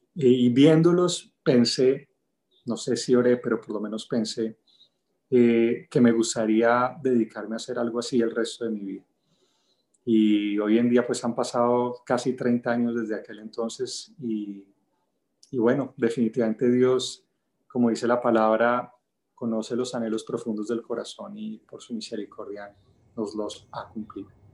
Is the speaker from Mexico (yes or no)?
no; El Limón, Venezuela; moved away; also born or lived in Bogotá, Colombia; Nací pues en Bogotá, pero crecí en un pueblito de la costa venezolana que se llama El Limón